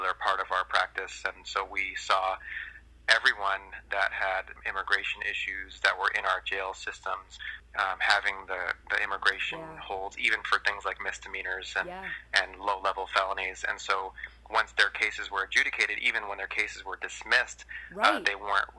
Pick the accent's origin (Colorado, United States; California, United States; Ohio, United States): California, United States; I grew up here in California